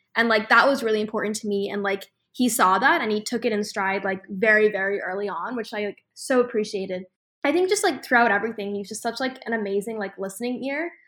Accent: Boston, Massachusetts, United States; I'm actually from Boston

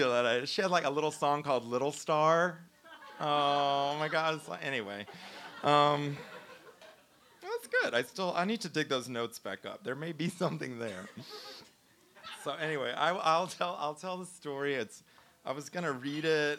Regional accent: Baton Rouge, Louisiana, United States; moved away; also born or lived in Chicago; I'm from Baton Rouge, but I was living in Chicago.

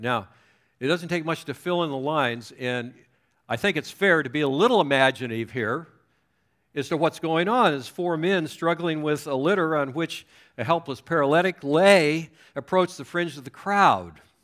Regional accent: Southern California, United States; moved away as an adult; also born or lived in Chicago; I was raised in Southern California

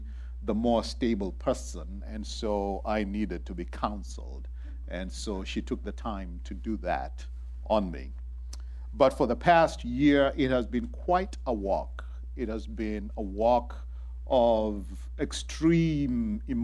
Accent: Kenya; moved away; I was raised in Kenya

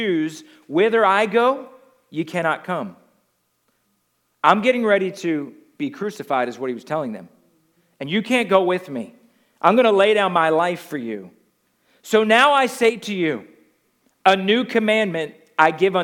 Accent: the Northeast, New Jersey, United States; I come from the Northeast

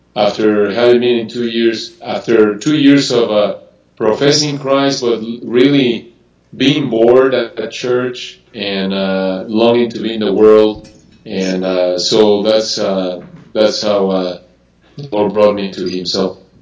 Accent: Mexico City, Mexico; I was born and raised in Mexico City

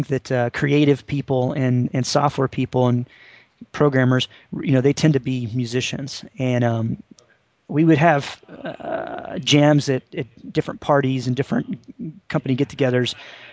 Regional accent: Tennessee, United States; now in North Carolina, United States; I live in North Carolina. I grew up in Tennessee

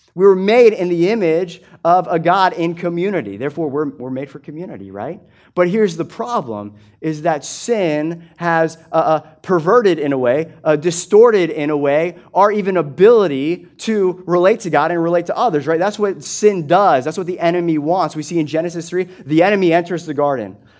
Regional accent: United States; I'm an American

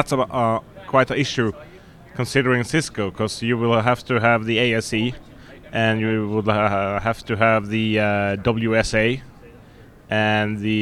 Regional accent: Norway; we are from Norway

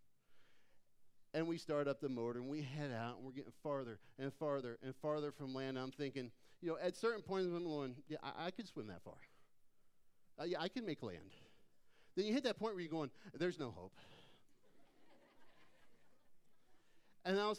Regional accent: Phoenix, Arizona, United States; moved away; I grew up in Phoenix

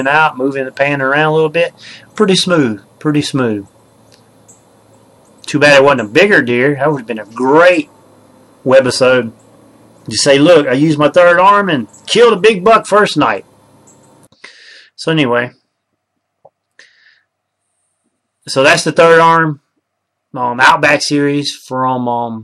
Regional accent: Mississippi, United States; I'm from Mississippi

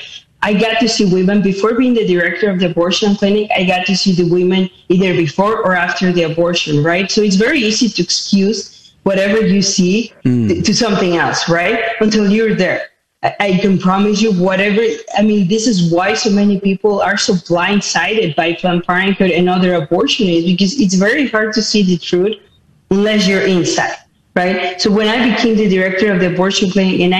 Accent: Mexico City, Mexico; moved away as an adult; now in United States; I was born in Mexico City. I moved to the United States when I was only 18 years of age

